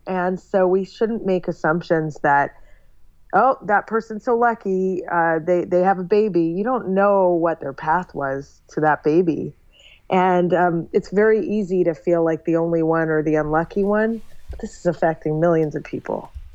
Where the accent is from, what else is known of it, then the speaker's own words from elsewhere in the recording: Toronto, Ontario, Canada; moved away as an adult; also born or lived in San Francisco; now in New York, United States; I grew up in Toronto, Canada, okay. and then I lived in San Francisco for a short time, and then I've lived in New York now for 13 years